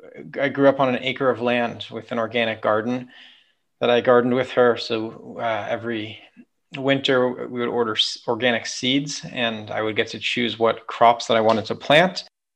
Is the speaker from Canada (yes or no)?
no; Oakland, California, United States; moved away as an adult; now in Israel; I grew up in the Bay Area near Oakland.